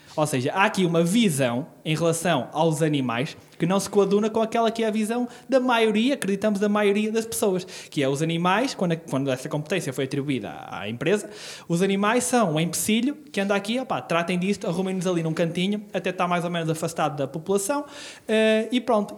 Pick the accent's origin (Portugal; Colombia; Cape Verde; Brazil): Portugal; Celorico de Basto, North; now in Braga, Portugal; Sou natural do Solarico de Basto